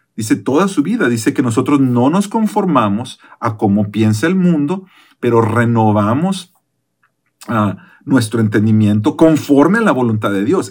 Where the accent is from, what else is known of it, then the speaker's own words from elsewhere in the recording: Mexico; yo que soy de México